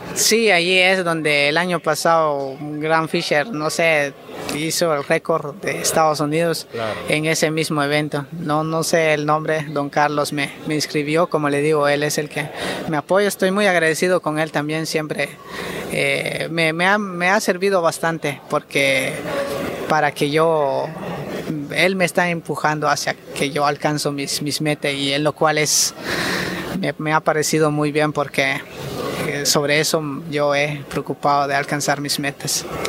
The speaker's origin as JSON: {"language": "Spanish", "country": "Guatemala", "said": "lo hago por mi país y estoy muy orgulloso que soy guatemalteco"}